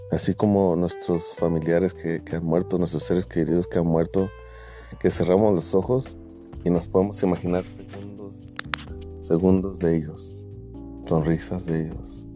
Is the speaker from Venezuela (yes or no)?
no; Mexico; now in United States; Puedo acordar del último abrazo que mi abuelo me dio cuando nos vinimos desde México a Estados Unidos.